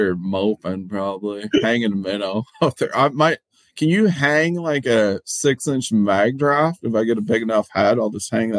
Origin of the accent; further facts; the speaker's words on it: Minnesota, United States; We curse in a nice way because we're from Minnesota.